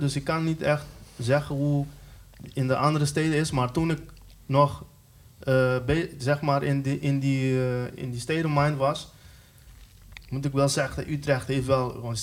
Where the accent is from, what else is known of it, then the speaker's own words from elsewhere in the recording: Curaçao; now in Netherlands; dat was toen ik nog op Curaçao woonde